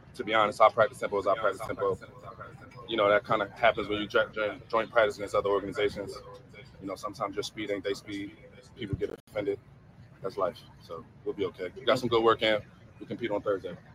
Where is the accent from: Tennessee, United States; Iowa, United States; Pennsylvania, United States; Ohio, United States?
Pennsylvania, United States; Philadelphia; growing up in Philly